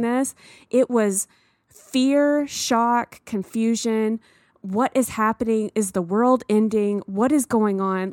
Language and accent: English; the South, United States; I grew up in the South, and there are many times in my childhood where I felt different